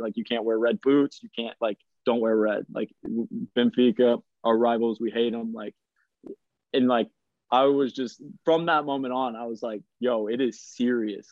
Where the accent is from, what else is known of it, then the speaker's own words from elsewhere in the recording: United States; moved away as an adult; growing up in America, like I was going to games for the Kansas City Wizards at Arrowhead Stadium